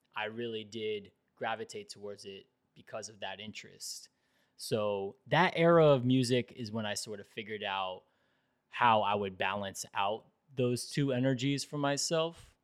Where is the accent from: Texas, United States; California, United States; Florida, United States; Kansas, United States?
Florida, United States; Fort Lauderdale; I grew up in South Florida and I grew up in Fort Lauderdale